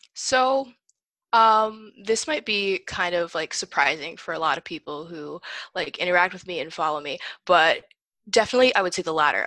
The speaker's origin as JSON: {"language": "English", "region": "northern Indiana", "country": "United States", "tie": "born or raised there", "also_born_or_lived": "Hoboken, New Jersey", "moved": "as an adult", "lives_now": "Massachusetts, United States", "said": "I spent the last 10 years in northern indiana actually so that's where i graduated high school"}